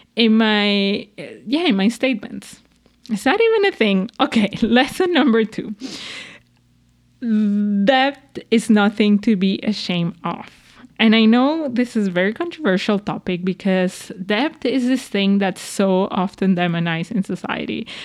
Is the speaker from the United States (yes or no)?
no; Venezuela; moved away; I grew up in Venezuela